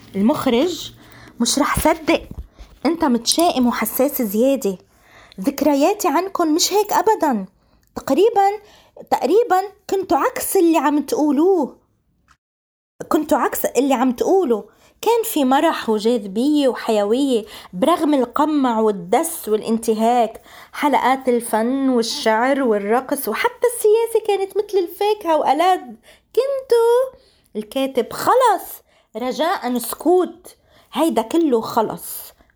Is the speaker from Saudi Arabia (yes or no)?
no; Palestine; أنا مش بس فلسطيني أنا فلسطيني ونص